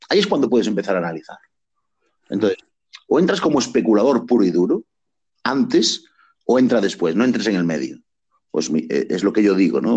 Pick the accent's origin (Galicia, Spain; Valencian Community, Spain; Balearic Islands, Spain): Galicia, Spain; soy gallego